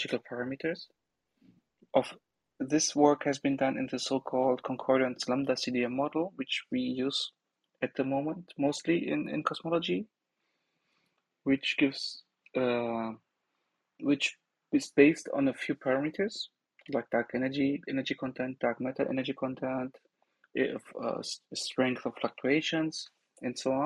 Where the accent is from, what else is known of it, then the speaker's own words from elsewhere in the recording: Bochum, North Rhine-Westphalia, Germany; moved away; also born or lived in Aachen / Hattingen; I am from Bochum